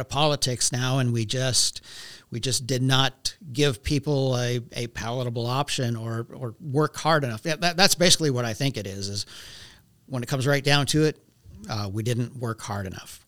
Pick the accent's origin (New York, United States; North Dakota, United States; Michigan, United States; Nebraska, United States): North Dakota, United States; Velva; also born or lived in Minot, North Dakota; I grew up in Velva.